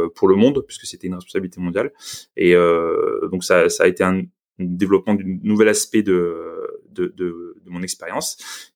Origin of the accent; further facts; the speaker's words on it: Marseille, Provence-Alpes-Côte d'Azur, France; moved away as an adult; also born or lived in Paris / Lyon; je suis de Marseille